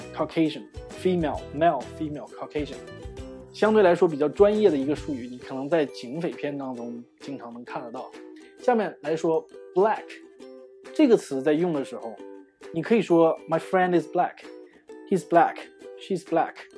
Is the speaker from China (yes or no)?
yes; China; 我们中国人